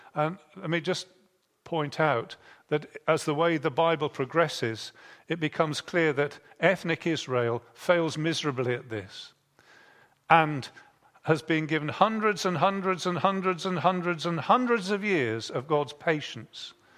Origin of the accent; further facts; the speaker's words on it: Bridgnorth, West Midlands, United Kingdom; I was born in Bridge North, which has the river Severn going through it